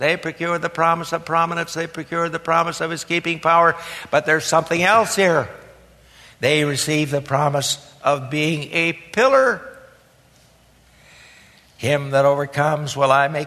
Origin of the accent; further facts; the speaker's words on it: Harlan, Iowa, United States; moved away; my native state, the hill country of southwestern Iowa